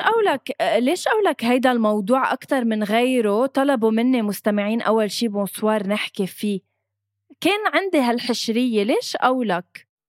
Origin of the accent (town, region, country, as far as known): Lebanon